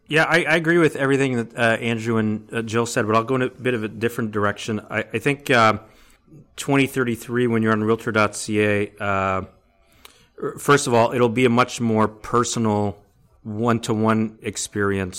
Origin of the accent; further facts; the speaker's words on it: Hamilton, Ontario, Canada; I grew up in Hamilton